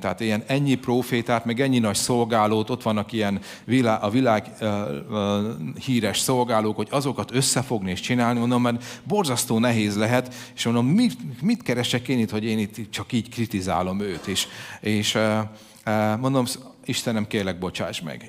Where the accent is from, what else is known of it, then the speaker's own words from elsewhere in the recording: Hungary; mégiscsak magyarok vagyunk